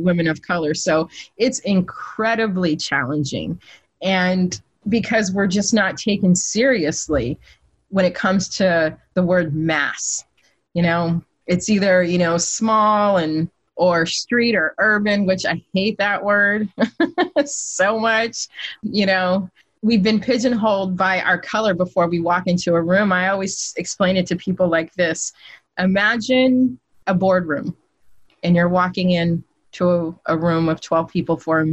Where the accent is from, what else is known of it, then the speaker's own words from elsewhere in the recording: Sacramento, California, United States; I'm from Sacramento, California